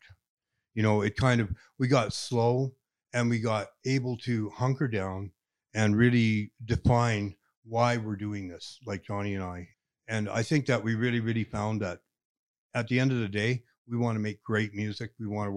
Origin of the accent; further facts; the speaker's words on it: Calgary, Alberta, Canada; I'm from Calgary